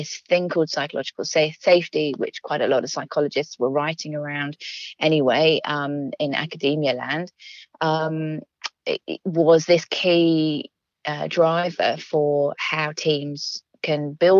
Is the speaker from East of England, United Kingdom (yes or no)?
no; London, United Kingdom; also born or lived in Manchester; I grew up in London